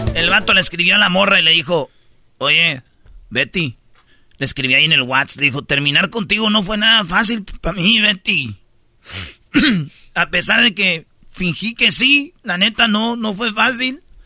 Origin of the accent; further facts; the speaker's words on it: Michoacán, Mexico; yo soy de Michoacán